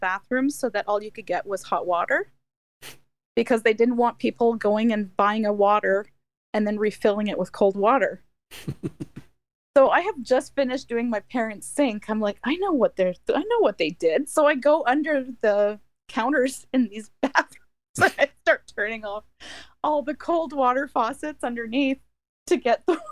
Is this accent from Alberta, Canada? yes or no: no; Ottawa, Ontario, Canada; also born or lived in Michigan; I'm in Ontario, and I'm in Ottawa.